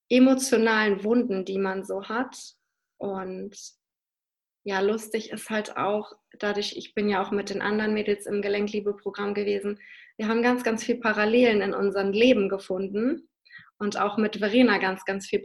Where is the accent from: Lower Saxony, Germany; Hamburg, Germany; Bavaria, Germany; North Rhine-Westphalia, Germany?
Lower Saxony, Germany; Hannover; ich komme halt aus Hannover bin da ja bis zum 18. Lebensjahr betreut worden